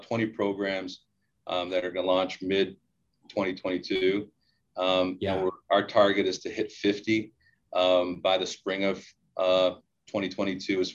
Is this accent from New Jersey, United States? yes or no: no; Hamtramck, Michigan, United States; I grew up in Hamtramck, which is where the Cadillac plant is